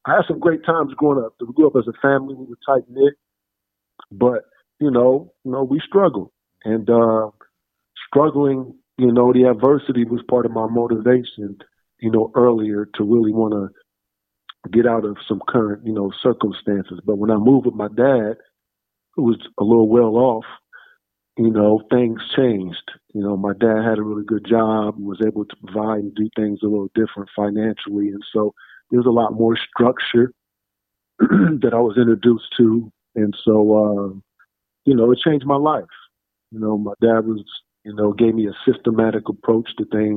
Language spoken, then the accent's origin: English; Columbus, Ohio, United States; born or raised there; moved away as an adult; also born or lived in Dallas, Texas / San Antonio, Texas; now in Los Angeles, United States